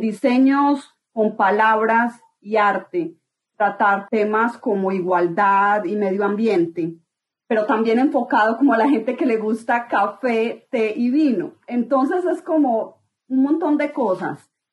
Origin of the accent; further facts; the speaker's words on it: Colombia; yo soy arquitecta colombiana